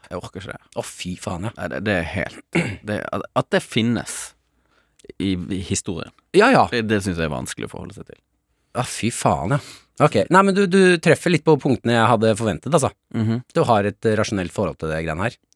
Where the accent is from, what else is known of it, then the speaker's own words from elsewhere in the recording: Angola; also born or lived in Mozambique; Jeg vokste opp i Afrika, Eh, først i Mosambik og så i Angola. Angola var liksom røffest eh, borgerkrigstemning.